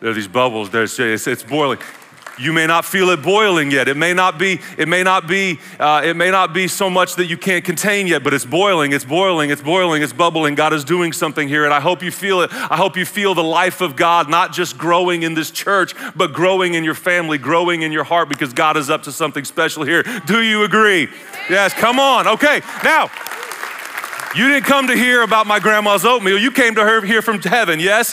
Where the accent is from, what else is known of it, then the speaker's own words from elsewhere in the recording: Oklahoma, United States; I'm from Oklahoma